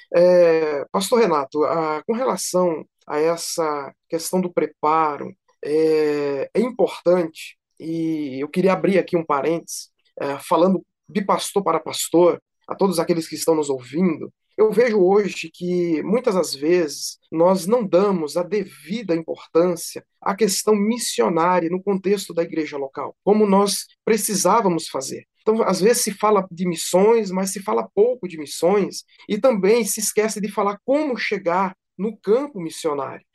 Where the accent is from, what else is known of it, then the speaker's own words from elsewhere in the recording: São Paulo, Brazil; moved away as an adult; also born or lived in Cajazeiras, Paraíba; now in Juazeiro do Norte, Brazil; eu sou natural de Cajazeiras na Paraíba, mas muito criança ainda fui para São Paulo e vivi 20 anos em São Paulo